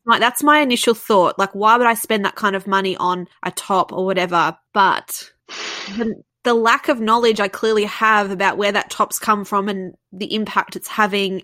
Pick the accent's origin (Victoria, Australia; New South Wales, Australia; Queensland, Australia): Victoria, Australia; Melbourne; Yes, and I love being from Melbourne. I really love being from Melbourne